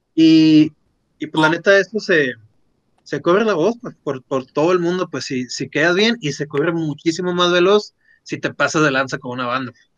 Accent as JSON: {"language": "Spanish", "town": "Agua Prieta", "region": "Sonora", "country": "Mexico", "said": "viviendo en Agua Prieta, que es un pueblo está a 45 minutos de, de ahí"}